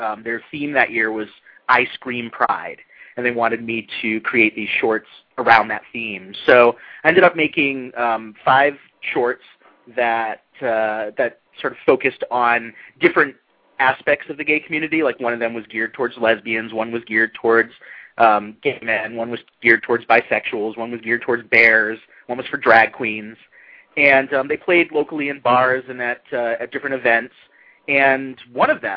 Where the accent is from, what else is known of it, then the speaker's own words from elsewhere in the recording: Massachusetts, United States; I was a child actor back in Massachusetts where I grew up.